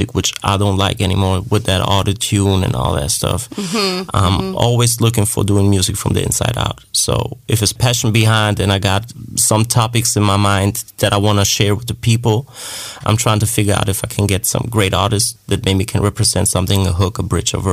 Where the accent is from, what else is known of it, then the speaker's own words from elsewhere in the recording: Germany; I'm from Germany